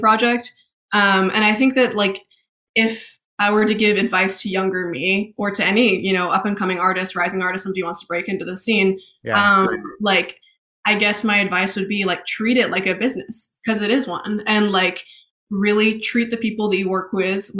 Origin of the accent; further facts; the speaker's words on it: Maine, United States; also born or lived in Boston / London / Oxford; I was born in Boston, moved to Maine when I was a little kid, and then spent my first grade in London, moved back to Maine